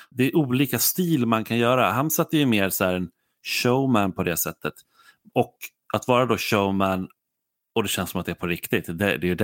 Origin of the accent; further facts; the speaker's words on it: Sweden; som svensk åskådare